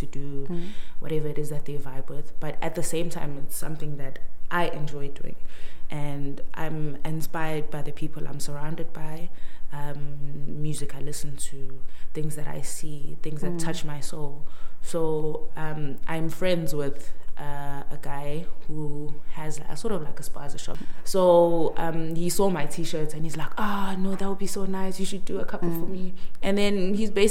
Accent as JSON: {"language": "English", "town": "Pietermaritzburg", "region": "KwaZulu-Natal", "country": "South Africa", "tie": "born or raised there", "said": "I'm a PMB girl, born and bred."}